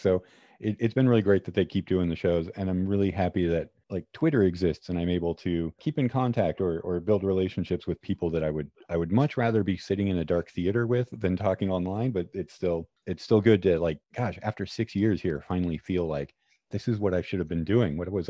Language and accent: English; Alaska, United States; now in Los Angeles, United States; Oh, Alaska.